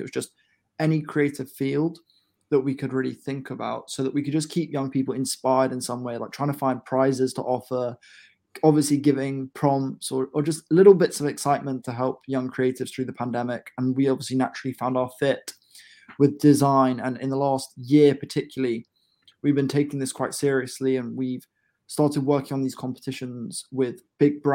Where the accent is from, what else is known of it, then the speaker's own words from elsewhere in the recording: Bedford, East of England, United Kingdom; my hometown of Bedford